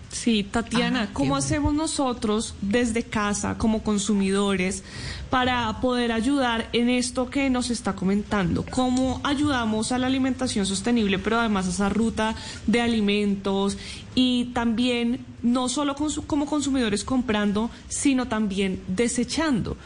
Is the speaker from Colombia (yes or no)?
yes; Colombia; como colombianos y colombianas